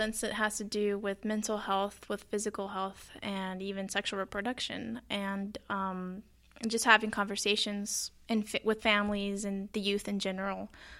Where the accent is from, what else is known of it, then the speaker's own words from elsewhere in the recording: Jalisco, Mexico; I'm also from Mexico. I'm from Jalisco, me and my family, and we also came to the U.S. When I was just a baby. We currently live in Charleston, South Carolina